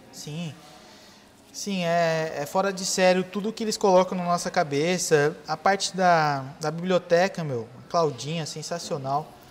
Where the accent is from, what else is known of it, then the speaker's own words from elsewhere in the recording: Ubatuba, São Paulo, Brazil; sou nascido em São Paulo, com dois anos eu vim para Ubatuba